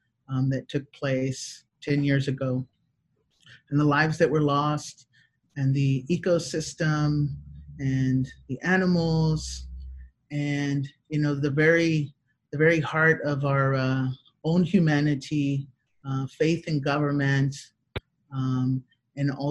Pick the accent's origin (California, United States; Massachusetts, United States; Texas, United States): Texas, United States; Houston; I'm in Houston, Texas, born and raised